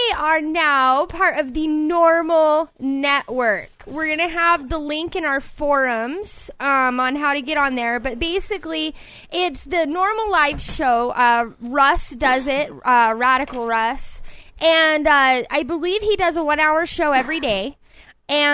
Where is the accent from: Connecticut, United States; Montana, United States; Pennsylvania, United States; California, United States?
Montana, United States; we're from Montana. And I've been here pretty much my whole life.